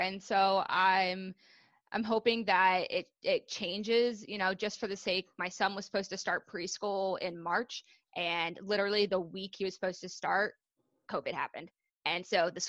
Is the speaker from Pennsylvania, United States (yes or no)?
yes; Pennsylvania, United States; moved away as an adult; now in New Jersey, United States; I'm actually from Pennsylvania originally.